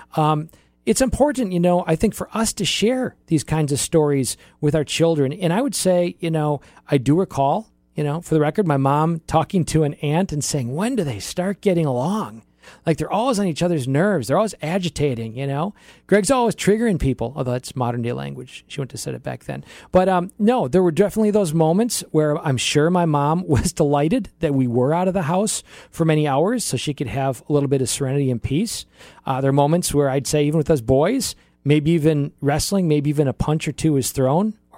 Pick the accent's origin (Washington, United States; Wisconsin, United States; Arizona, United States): Wisconsin, United States; Oshkosh; moved away; So I grew up in Oshkosh, Wisconsin, really have lived thirteen places in my life, And m, my most memorable youth years from age three to age eighteen were in Oshkosh